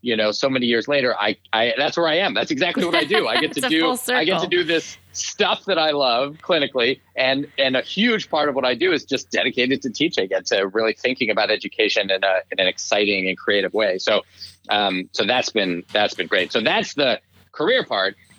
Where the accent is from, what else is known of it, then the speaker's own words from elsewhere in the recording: Shaker Heights, Ohio, United States; moved away as an adult; also born or lived in Providence, Rhode Island; I grew up a little suburb of Cleveland, Ohio, called Shaker Heights, Ohio. And I was there until I went to college